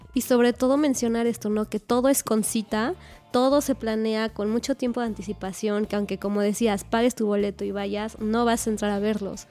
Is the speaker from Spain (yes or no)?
no; Mexico; como mexicanos luego no lo consumimos